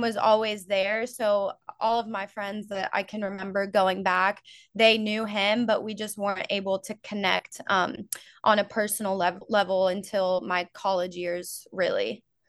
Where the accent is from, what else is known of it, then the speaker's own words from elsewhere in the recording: Florida, United States; now in North Georgia, United States; I grew up in Florida